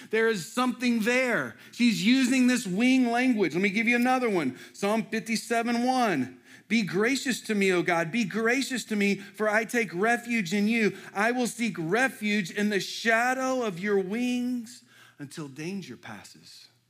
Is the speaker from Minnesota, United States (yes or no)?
no; Houston, Texas, United States; moved away as an adult; now in Lexington, United States; I was born and raised in Houston.